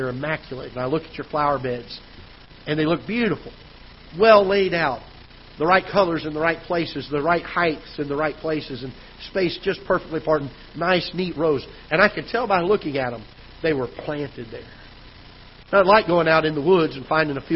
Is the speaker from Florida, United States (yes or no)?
yes; South Florida, United States; now in Festus, United States; When I was a kid growing up in Florida, South Florida, back then, years ago